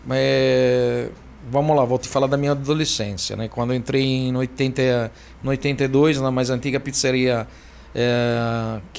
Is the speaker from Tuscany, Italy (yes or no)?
yes; Florence, Tuscany, Italy; Portuguese is a second language; moved away as an adult; also born or lived in Tokyo, Japan; now in Brazil; Eu nasci na Toscana, em Florença.